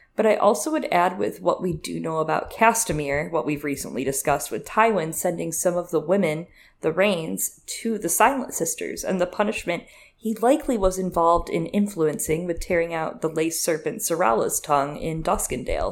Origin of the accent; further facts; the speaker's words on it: Michigan, United States; I'm from Michigan